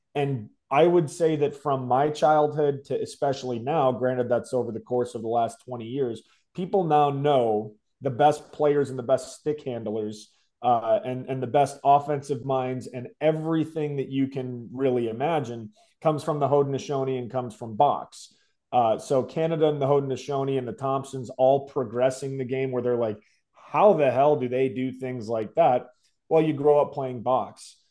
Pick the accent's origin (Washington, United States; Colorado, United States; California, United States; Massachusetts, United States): Colorado, United States; Denver; I grew up in Denver